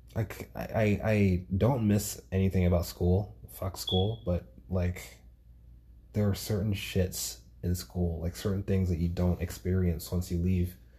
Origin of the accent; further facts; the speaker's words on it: New York City, New York, United States; moved away as an adult; also born or lived in Grenada; now in Georgia, United States; as a New Yorker, right? Like growing up in New York all my life